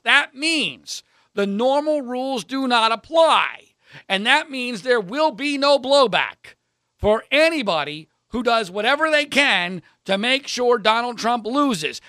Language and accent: English; Philadelphia area, Pennsylvania, United States; growing up in the Philadelphia area